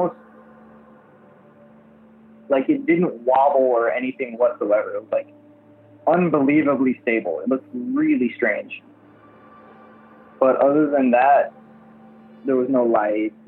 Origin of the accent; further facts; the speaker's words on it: Miami, Florida, United States; I'm from Miami, Florida